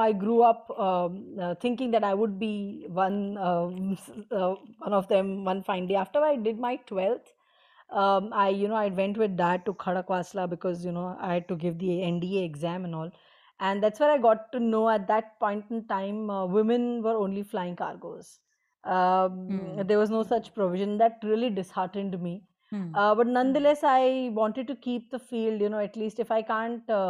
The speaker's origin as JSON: {"language": "English", "town": "Bordi", "region": "Maharashtra", "country": "India", "tie": "born or raised there", "said": "So my hometown is Borodi. It is a coastal town, the northernmost tip of Maharashtra adjoining Gujarat."}